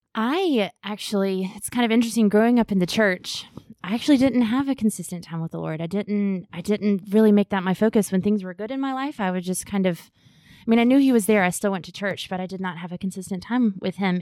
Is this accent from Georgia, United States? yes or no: yes; Augusta, Georgia, United States; I grew up here in Augusta at First Pres